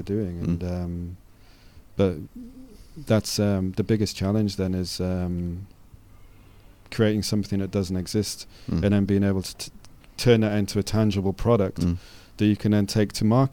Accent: North East England, United Kingdom; I was brought up in Northeast England

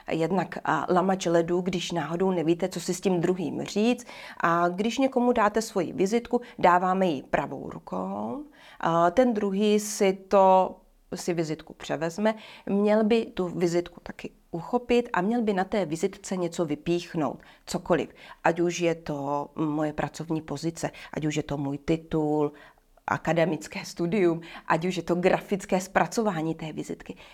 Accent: Bohemia, Czechia; tady u nás v Čechách?

